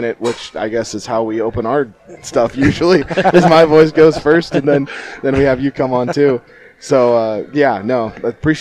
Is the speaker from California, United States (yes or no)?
yes; Central California, United States; moved away as an adult; also born or lived in Montana; now in Denison, Iowa, United States; originally we're both from Central California.